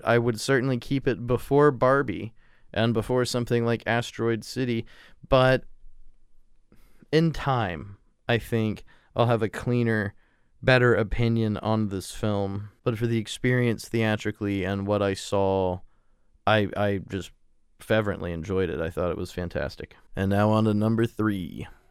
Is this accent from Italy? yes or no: no; United States; being an American